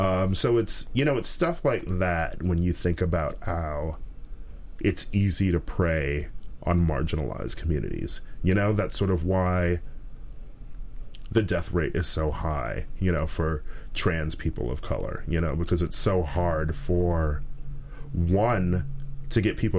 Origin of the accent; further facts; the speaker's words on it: Milwaukee, Wisconsin, United States; I was probably about 5 or so when he was arrested. So, and we lived sort of in that area, too.